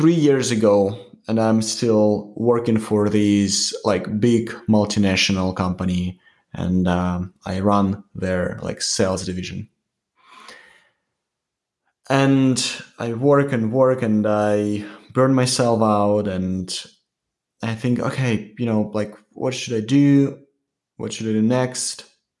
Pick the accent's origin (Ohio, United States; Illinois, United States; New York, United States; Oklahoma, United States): New York, United States; Yeah, like I'm from New York.